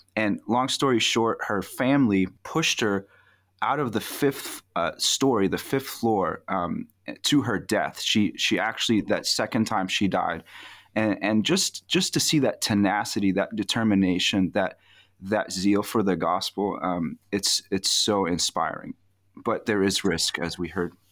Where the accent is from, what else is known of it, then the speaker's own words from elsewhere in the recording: Egypt; moved away; I was born in Egypt, lived there in the nineties, um, so I count myself as an Egyptian citizen and a Christian